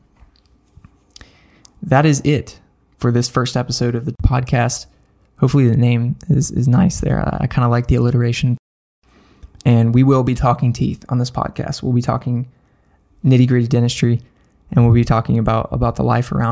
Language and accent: English; Nashville, Tennessee, United States; Nashville, my hometown